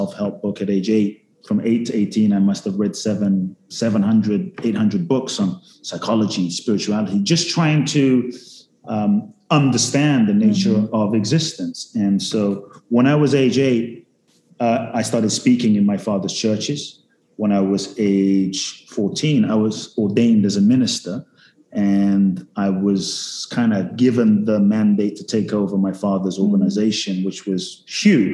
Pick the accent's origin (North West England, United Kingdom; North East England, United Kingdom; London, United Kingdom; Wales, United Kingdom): London, United Kingdom; also born or lived in Ghana; I was born in Ghana, West Africa. Father's from Ghana, mother's Japanese, grew up in London